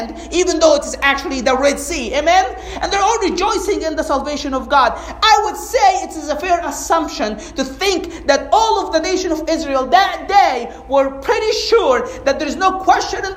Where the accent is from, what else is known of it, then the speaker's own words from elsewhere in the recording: Egypt; moved away as an adult; now in United States; I grew up in Egypt. And we're very conservative, like as a society, as a culture. I came to the States when I was 22